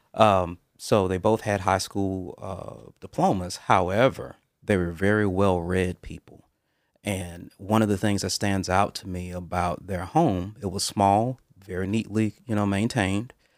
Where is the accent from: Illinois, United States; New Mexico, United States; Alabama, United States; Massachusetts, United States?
Alabama, United States; Mobile; I was born and raised in Mobile, Alabama, uh, on the Gulf Coast